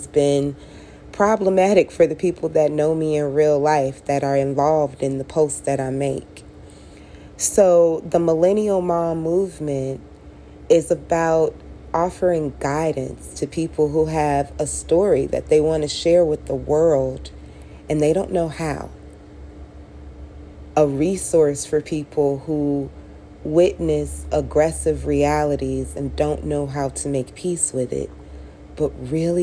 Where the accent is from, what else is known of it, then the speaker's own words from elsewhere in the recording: Chicago, Illinois, United States; also born or lived in Las Vegas / Miami; now in Las Vegas / Miami, United States; I'm from Chicago. I relocated to Las Vegas, and then I relocated to Miami